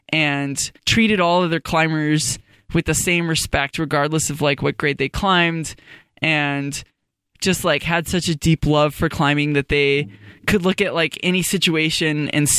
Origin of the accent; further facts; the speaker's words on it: Fort Collins, Colorado, United States; I grew up in Fort Collins in Colorado.